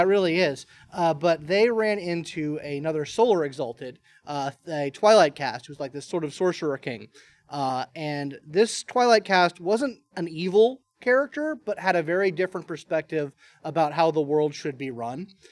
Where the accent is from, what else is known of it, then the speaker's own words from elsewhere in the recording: Marietta, Georgia, United States; I'm from Marietta, Georgia as well. Been here